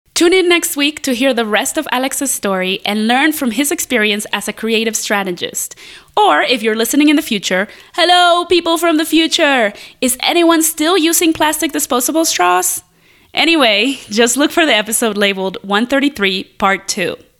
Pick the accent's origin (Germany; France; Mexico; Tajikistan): Mexico; moved away; When I was growing up in Mexico, I never thought of myself as a person of color